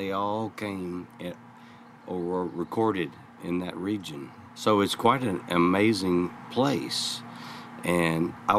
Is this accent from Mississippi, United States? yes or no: yes; Alcorn County, Mississippi, United States; I grew up right there in Alcorn County, Mississippi, just east of Memphis, coming back and forth to Memphis my whole life.